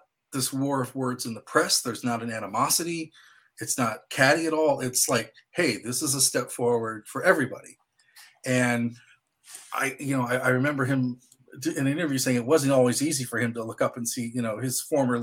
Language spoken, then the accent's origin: English; Midwest, United States; me growing up in the Midwest, walking to a record store